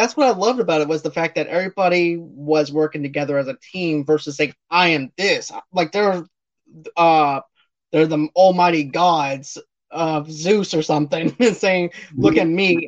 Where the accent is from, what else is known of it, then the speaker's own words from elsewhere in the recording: Boston, Massachusetts, United States; my hometown of Boston